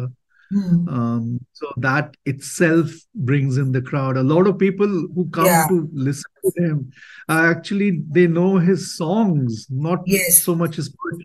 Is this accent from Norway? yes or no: no; India; I love being an Indian. I love being in India.